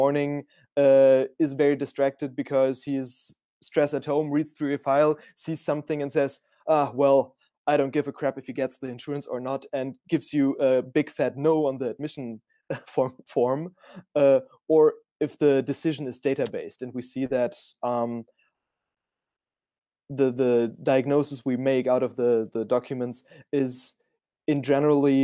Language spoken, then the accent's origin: English; Frankfurt, Hesse, Germany; I'm originally from Frankfurt, so I'm one of the very few founders, I think, who's a Frankfurter Bub, as we say it. So a homegrown Frankfurt dude